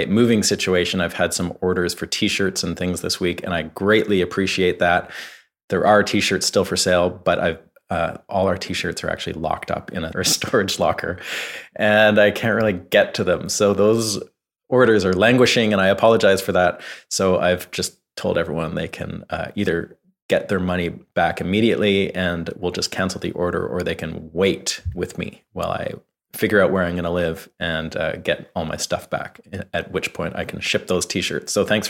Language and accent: English; Vancouver, British Columbia, Canada; now in Nashville, United States; I live in Nashville now. I'm from Vancouver, Canada, but I moved here about 7 or 8 years ago.